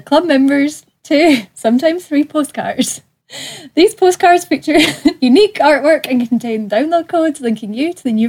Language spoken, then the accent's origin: English; Scotland, United Kingdom; accent: Scottish; my weird Scottish accent.